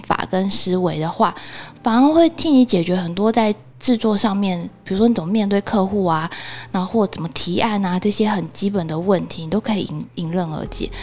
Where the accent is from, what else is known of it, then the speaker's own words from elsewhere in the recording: Taiwan; 身为台湾人